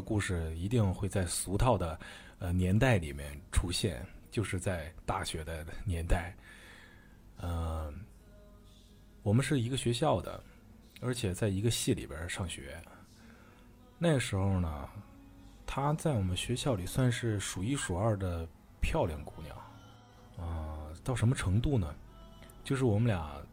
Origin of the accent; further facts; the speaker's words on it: Harbin, Heilongjiang, China; now in Shenzhen, China; 今年二十六岁，我来自东北的哈尔滨，目前呢在深圳工作